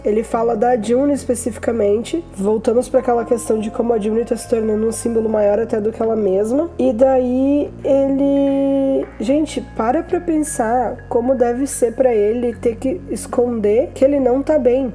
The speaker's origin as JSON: {"language": "Portuguese", "country": "Brazil", "said": "nós somos brasileiros"}